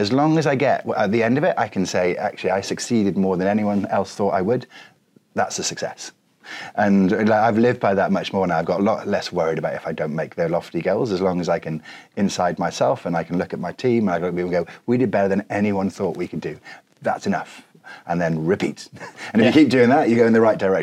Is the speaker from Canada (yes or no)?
no; Wales, United Kingdom; I'm Welsh